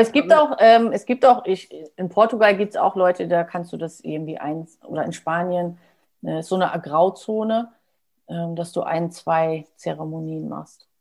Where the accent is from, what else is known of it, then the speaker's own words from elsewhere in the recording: Germany; bin ich aus Friese, da trinken wir auch gerne schwarzen Tee und Kaffee